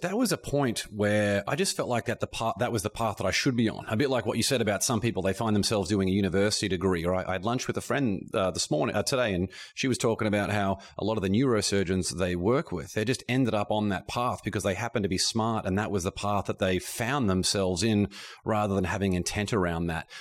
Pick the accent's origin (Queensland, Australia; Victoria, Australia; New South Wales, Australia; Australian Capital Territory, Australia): Queensland, Australia; Brisbane; moved away as an adult; also born or lived in Boston, United States / Shanghai, China; growing up in Australia.